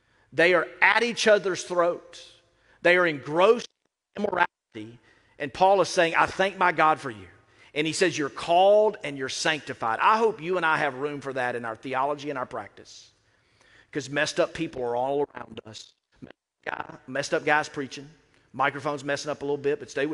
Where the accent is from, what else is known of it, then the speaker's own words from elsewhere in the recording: the South, United States; also born or lived in South Florida; I grew up in the South, and I grew up in a place where, you know, we didn't cultivate the life of the mind in the church